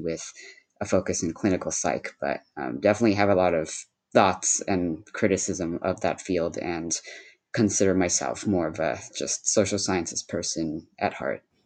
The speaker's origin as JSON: {"language": "English", "town": "Cupertino", "region": "California", "country": "United States", "tie": "born or raised there", "first_language": "Shanghainese", "second_language": "English", "lives_now": "Berkeley, United States", "said": "I live in Berkeley, California, but I grew up mostly in Cupertino, California"}